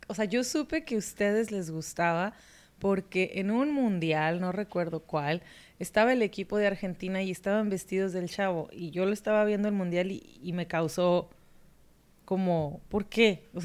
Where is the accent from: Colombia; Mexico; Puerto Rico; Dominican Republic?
Mexico; lo los suertudos que somos los mexicanos, porque las cosas cuando las traducen al español, lo traducen al español